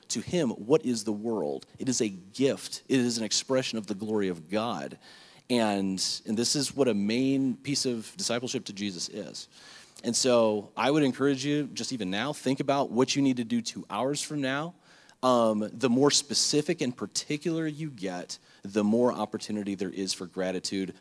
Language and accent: English; Lake Worth, Florida, United States; back at home growing up in Lake Worth